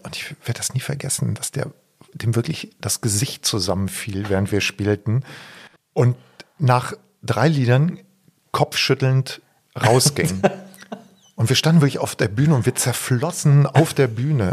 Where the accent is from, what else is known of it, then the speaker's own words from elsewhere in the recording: Bergisch Gladbach, North Rhine-Westphalia, Germany; das ist das Dorf, von dem wir sprechen und aus diesem Dorf kommen Heidi und ich